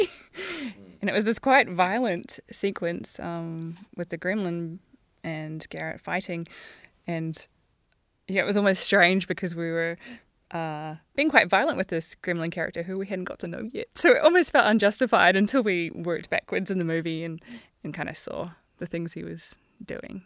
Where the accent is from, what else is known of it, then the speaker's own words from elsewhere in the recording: New Zealand; a female Kiwi animation supervisor